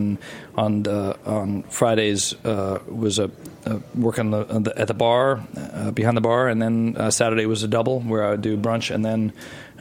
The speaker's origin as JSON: {"language": "English", "country": "United States", "also_born_or_lived": "Grenoble, France / Paris, France", "moved": "as an adult", "said": "I'm an American"}